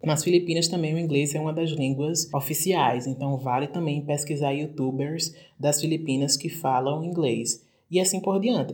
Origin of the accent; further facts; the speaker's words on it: Brazil; a gente está aqui no Brasil, está aprendendo inglês como língua internacional, da nossa, a partir dessa nossa perspectiva de termos português como